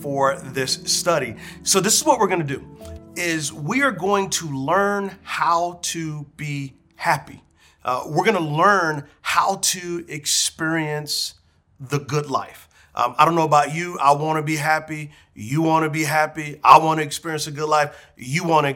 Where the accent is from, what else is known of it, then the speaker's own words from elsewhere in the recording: San Antonio, Texas, United States; When I was a little boy growing up in San Antonio, Texas